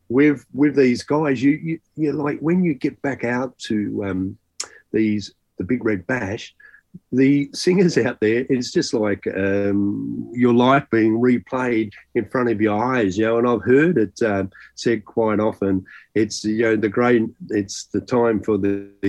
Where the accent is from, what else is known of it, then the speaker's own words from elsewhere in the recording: Kalgoorlie, Western Australia, Australia; now in Perth, Australia; I grew up in Kalgoorlie, Western Australia